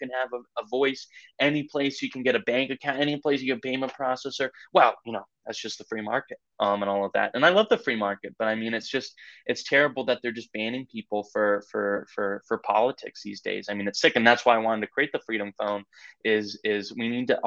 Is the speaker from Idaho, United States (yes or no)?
yes; Idaho, United States; moved away; also born or lived in London; I'm from Idaho originally